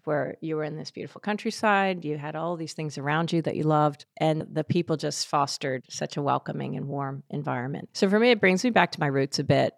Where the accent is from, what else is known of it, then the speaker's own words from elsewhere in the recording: Philadelphia, Pennsylvania, United States; I grew up outside of Philadelphia